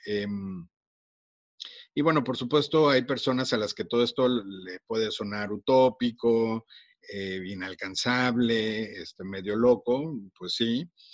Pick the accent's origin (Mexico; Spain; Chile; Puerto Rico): Mexico; accent: Mexican; also born or lived in Monterrey, Nuevo León; por mi acento seguramente ya se dieron cuenta que soy mexicano